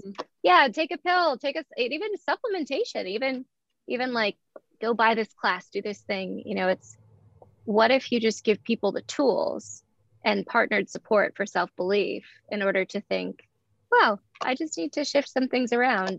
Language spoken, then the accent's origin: English; Eugene, Oregon, United States; I was born in Eugene, Oregon, November 18th, 1986